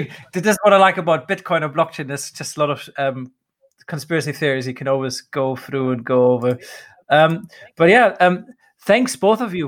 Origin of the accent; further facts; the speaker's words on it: Dubai, United Arab Emirates; I grew up in Dubai